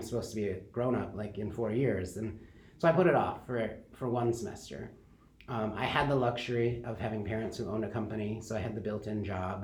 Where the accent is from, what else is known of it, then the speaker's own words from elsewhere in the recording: Kalamazoo, Michigan, United States; now in Grand Rapids, United States; I grew up in Kalamazoo